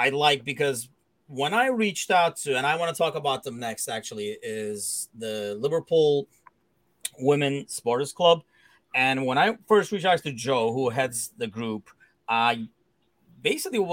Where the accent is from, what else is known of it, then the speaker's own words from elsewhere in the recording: Turkey; now in United States; growing up in Turkey